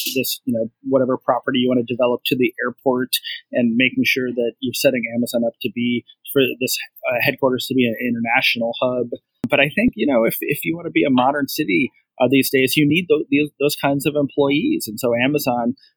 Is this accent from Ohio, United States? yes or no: yes; Cleveland, Ohio, United States; I grew up in Cleveland, Ohio